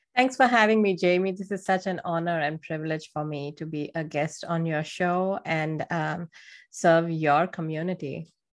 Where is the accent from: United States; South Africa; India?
India; moved away; I'm from India